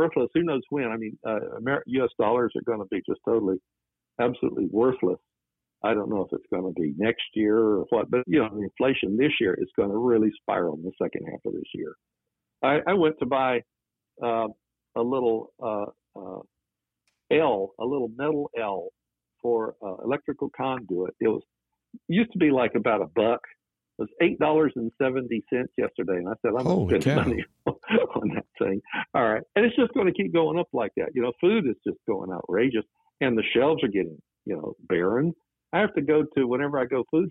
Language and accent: English; Georgia, United States; moved away as an adult; also born or lived in North Chicago, Illinois / San Francisco Bay Area, California; in Georgia where I grew up